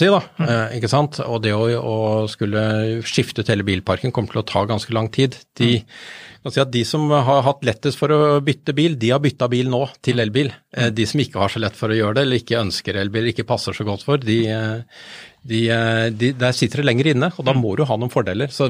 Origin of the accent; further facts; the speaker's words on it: Bærum, Akershus, Norway; Jeg er fra Bærum.